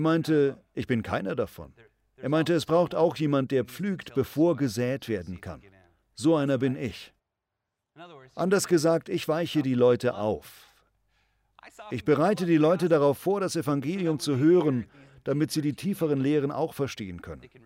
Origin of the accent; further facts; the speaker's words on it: United States; Uns als Amerikaner